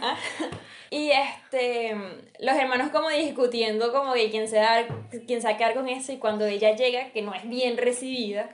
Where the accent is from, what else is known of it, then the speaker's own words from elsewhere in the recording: Venezuela; como venezolano